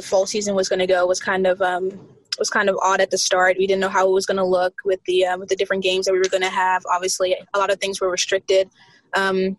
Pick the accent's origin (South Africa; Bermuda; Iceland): Bermuda; moved away as an adult; also born or lived in South Carolina, United States; now in Tallahassee, United States; Well, I was born in South Carolina in the U.S., but I moved to Bermuda when I was like super, super young. And I was raised in Bermuda ever since I was like a teenager.